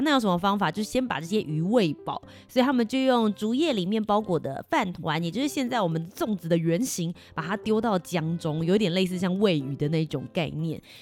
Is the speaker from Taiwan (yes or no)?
yes; Taiwan; 我身为一个台湾人